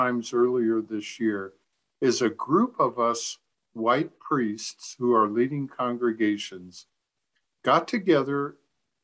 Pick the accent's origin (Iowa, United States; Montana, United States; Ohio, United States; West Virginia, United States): Iowa, United States; I grew up in Iowa.